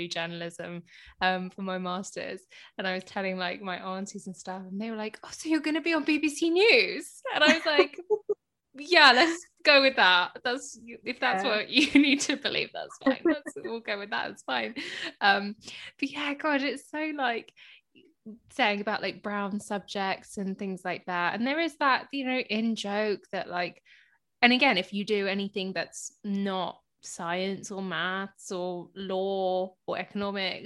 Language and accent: English; Hounslow, London, United Kingdom; born or raised there